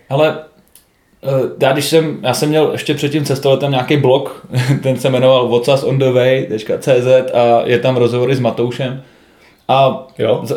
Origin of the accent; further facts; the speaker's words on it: Czechia; jsme Češi